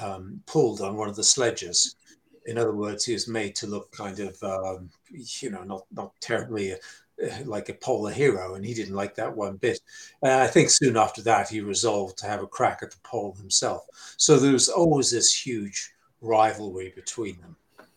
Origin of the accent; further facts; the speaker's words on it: Falkland Islands; I come from the Falkland Islands